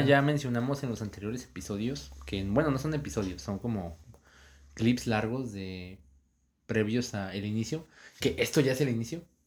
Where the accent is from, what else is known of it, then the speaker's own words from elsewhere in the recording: Saltillo, Coahuila, Mexico; first language Spanish; somos de Saltillo Coahuila